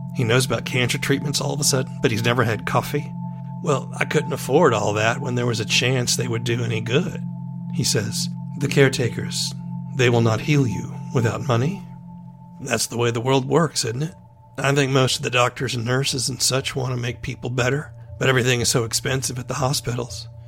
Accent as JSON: {"language": "English", "town": "Charleston", "region": "South Carolina", "country": "United States", "tie": "born or raised there", "said": "I grew up in Charleston, South Carolina."}